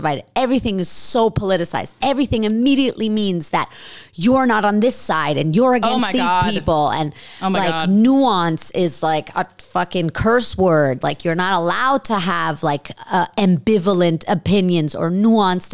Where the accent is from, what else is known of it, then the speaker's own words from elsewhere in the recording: New York, United States; I'm Jewish and, you know, I grew up in New York